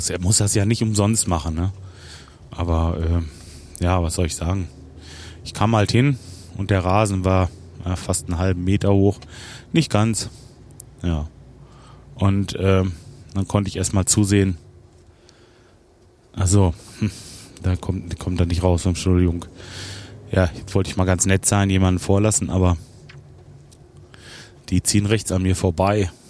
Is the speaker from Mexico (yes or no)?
no; Rödinghausen, North Rhine-Westphalia, Germany; Ich bin am Feierabend und ich komme aus Rödinghausen